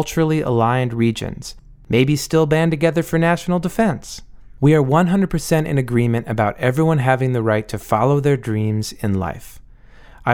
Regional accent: United States; I am an American

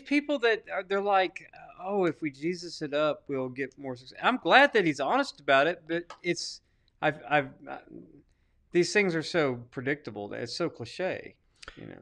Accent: Arkansas, United States; I'm from Arkansas

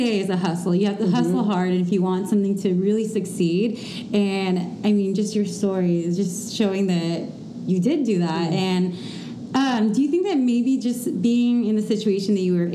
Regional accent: Bay Area, California, United States; moved away; I'm originally from the Bay Area

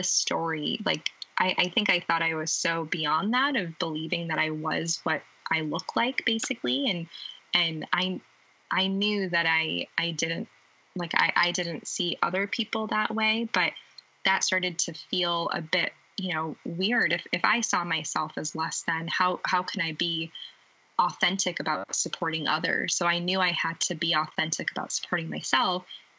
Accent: United States; born and raised in the United States

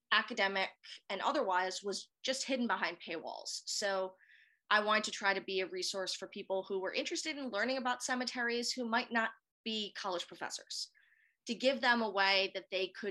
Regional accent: Rhode Island, United States; moved away as an adult; also born or lived in Savannah, Georgia; now in Atlanta, United States; I am a native of New England, I was born and raised in Rhode Island, the tiny state with very many cemeteries.

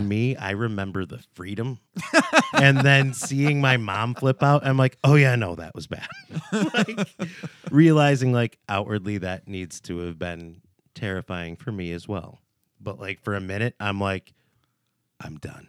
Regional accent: United States; I'm American, born and raised

